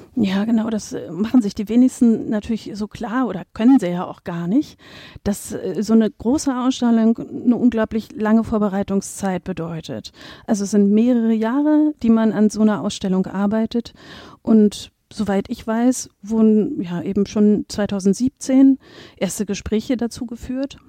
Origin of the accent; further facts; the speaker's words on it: Berlin, Germany; moved away as an adult; also born or lived in Braunschweig / Kassel / Dresden; now in Münster, Germany; Ich komme ursprünglich aus Berlin, habe da Kunstgeschichte studiert und auch promoviert